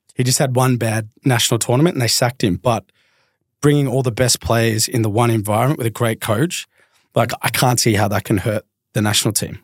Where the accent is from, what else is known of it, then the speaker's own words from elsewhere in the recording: Melbourne, Victoria, Australia; I grew up in the Southeast of Melbourne.